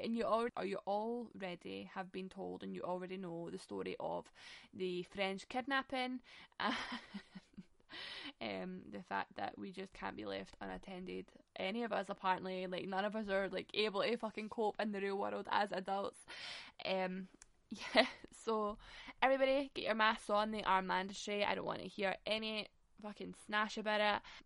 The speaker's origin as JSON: {"language": "English", "town": "Glasgow", "region": "Scotland", "country": "United Kingdom", "said": "we're from Glasgow."}